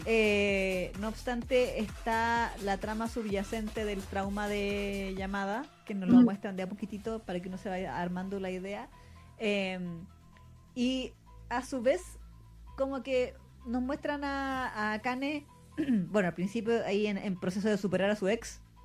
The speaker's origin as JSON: {"language": "Spanish", "country": "Chile", "said": "Chile en particular las mujeres tendíamos a tener la voz más grave que en otros países"}